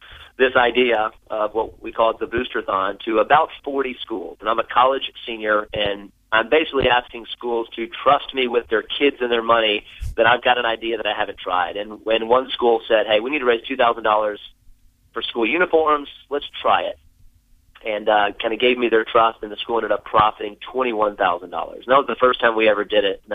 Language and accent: English; South Florida, United States; moved away as an adult; also born or lived in Birmingham, Alabama; I grew up in South Florida, went to college in Birmingham, Alabama